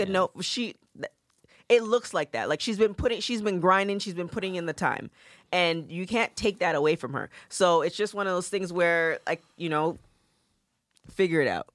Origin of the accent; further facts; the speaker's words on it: Canada; growing up in Canada